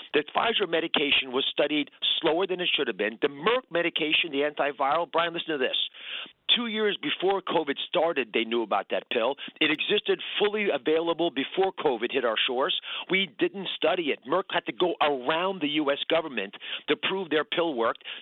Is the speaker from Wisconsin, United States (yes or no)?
no; Kennett Square, Pennsylvania, United States; I grew up near Kennett Square, Pennsylvania, which is the mushroom capital of the world